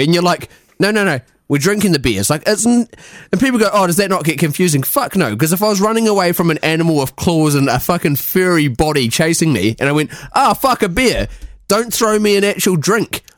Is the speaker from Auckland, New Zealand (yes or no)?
no; Christchurch, Canterbury, New Zealand; moved away as an adult; also born or lived in London; now in Scotland; I'm from Christchurch.